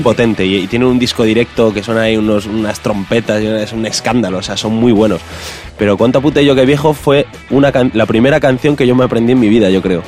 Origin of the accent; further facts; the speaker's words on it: Castile and León, Spain